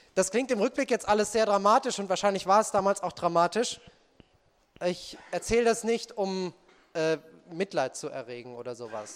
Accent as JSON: {"language": "German", "town": "Marburg", "region": "Hesse", "country": "Germany", "tie": "born or raised there", "said": "Unsere Mutter ist dann mit uns äh, nach Marburg umgezogen"}